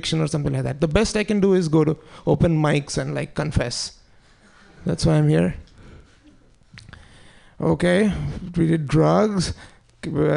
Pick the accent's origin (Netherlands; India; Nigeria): India; now in United States; I'm Indian